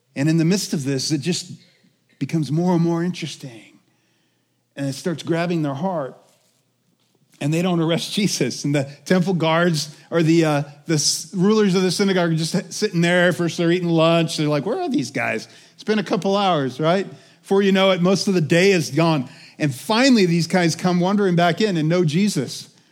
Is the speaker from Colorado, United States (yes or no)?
yes; Colorado, United States; also born or lived in Alaska; I'm from Colorado, but I moved here when I was two 'cause my parents moved up to Alaska for five years, and I was born in Alaska